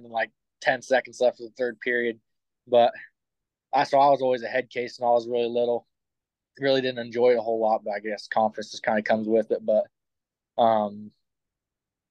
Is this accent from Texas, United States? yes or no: no; Keokuk, Iowa, United States; my hometown's Keokuk, Iowa